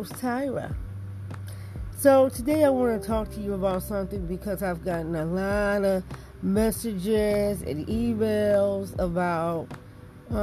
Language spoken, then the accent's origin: English; Detroit, Michigan, United States; the way I was brought up in Detroit